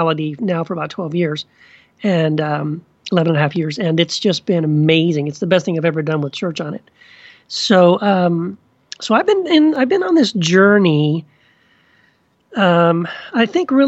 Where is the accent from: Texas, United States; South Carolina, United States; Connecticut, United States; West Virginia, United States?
Texas, United States; also born or lived in Tennessee; now in Orange County, California, United States; I grew up mostly in Texas. I was born in Tennessee, raised in Texas.